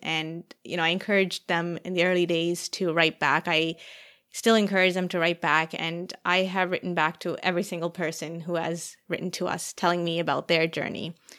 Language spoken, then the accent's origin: English; Toronto, Ontario, Canada; moved away as an adult; also born or lived in Saskatchewan; I was from Ontario or not from Saskatchewan